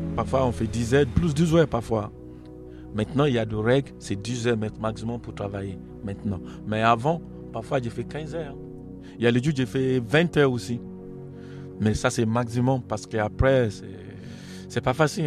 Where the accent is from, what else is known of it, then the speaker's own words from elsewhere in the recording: Nigeria; French is a second language; moved away as an adult; now in France; Je suis origine d'Afrique, euh, Afrique d'Ouest, on préside Nigeria